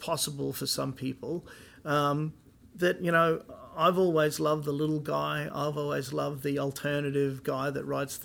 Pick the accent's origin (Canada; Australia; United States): Australia; moved away; being an Aussie